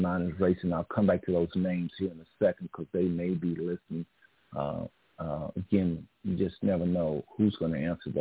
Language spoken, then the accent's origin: English; Fort Worth, Texas, United States; We was raised in East Side Project, Butler House, Fort Worth